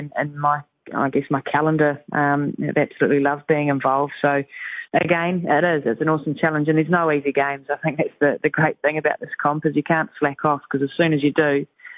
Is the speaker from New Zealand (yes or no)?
yes; New Zealand; us Kiwis